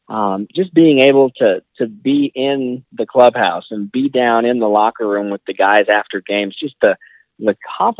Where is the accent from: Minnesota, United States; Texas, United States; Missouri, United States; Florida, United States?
Missouri, United States; Kansas City; I grew up in Kansas City, so, you know, always been to Royals games and Chiefs games since I could walk.